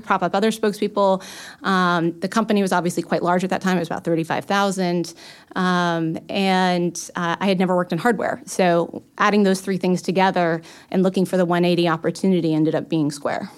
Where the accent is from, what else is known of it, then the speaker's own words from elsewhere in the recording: Los Angeles, California, United States; moved away; I'm originally from Los Angeles